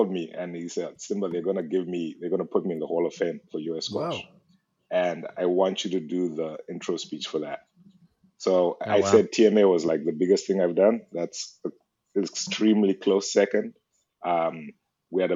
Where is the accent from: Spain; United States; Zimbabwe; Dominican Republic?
Zimbabwe; moved away as an adult; I'm from Zimbabwe